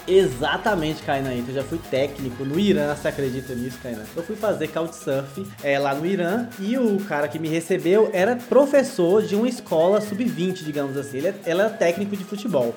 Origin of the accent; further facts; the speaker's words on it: Vitória da Conquista, Bahia, Brazil; Porque eu sou de Vitória da Conquista. Eu, eu sou e estou em Vitória da Conquista